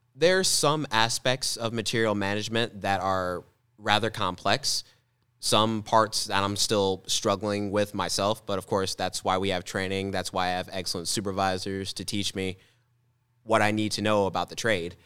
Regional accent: Mascoutah, Illinois, United States; my hometown in Muscuda

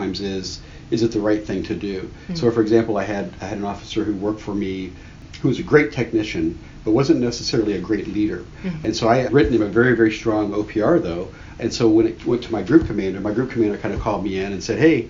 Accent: Miami, Florida, United States; moved away as an adult; also born or lived in Minot, North Dakota / Eielson Air Force Base, Alaska / Turkey / Arkansas; now in California, United States; I'm from Miami, Florida

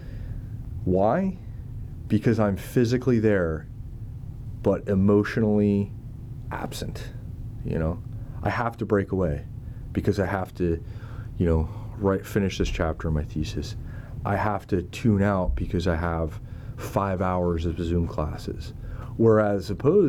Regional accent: United States; now in Monterey, United States; we're from the Northeast, New Jersey, New York City.

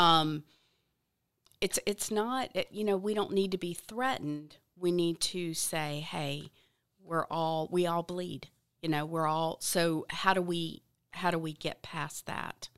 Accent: the South, United States; I grew up in the South, I love the South

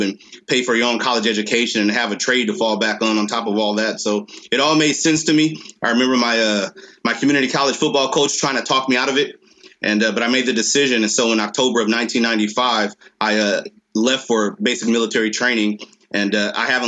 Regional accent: Los Angeles, California, United States; moved away as an adult; now in Vandenberg AFB, United States; I grew up in Los Angeles, California, in the communities of Watts and in the city of Linwood within Los Angeles County.

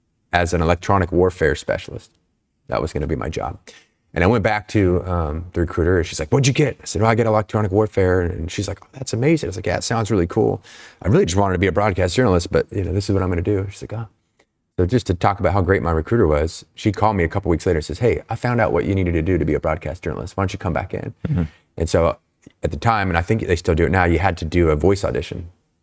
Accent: Snohomish, Washington, United States; Yeah, so I'm from Snohomish, Washington, a little town.

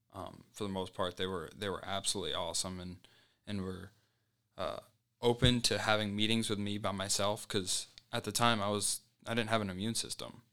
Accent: Colorado Springs, Colorado, United States; moved away; I was from Colorado Springs, so my family was just across the highway from school

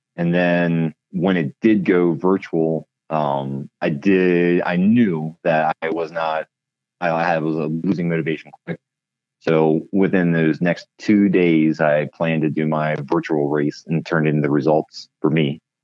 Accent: Pennsylvania, United States; moved away as an adult; now in Klamath Falls, United States; I grew up in Pennsylvania and was working for Harley Davidson at the time

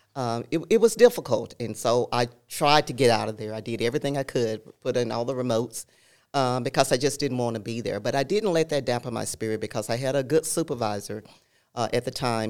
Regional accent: El Dorado, Arkansas, United States; moved away; I grew up in Southern Arkansas, El Dorado

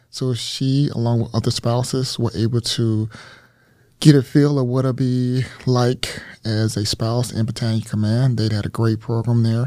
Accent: Mississippi, United States; moved away as an adult; I was born and raised in, uh, the state of Mississippi

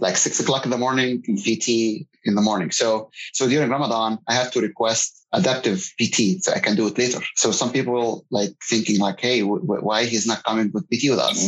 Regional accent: Egypt; moved away as an adult; now in San Antonio, United States; I'm originally from Egypt, and I came here in the United States about 20 years ago as a student

